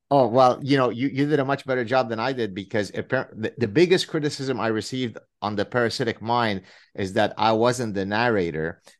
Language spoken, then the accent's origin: English; Lebanon; first language Arabic; English is a second language; Arabic is my mother tongue and also Hebrew. We're Lebanese Jews